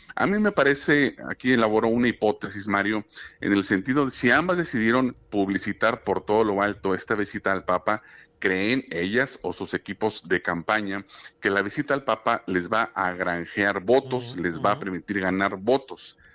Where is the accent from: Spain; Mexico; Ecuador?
Mexico; también católica como la nuestra, como México